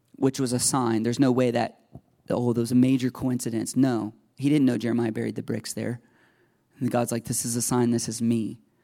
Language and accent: English; United States; I grew up in America.